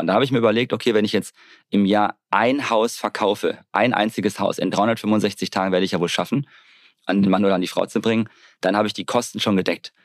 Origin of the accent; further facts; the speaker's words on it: Hamm, North Rhine-Westphalia, Germany; also born or lived in Bavaria; now in Mallorca, Spain; Geboren in Hamm bei Dortmund. Da bin ich dann aufgewachsen.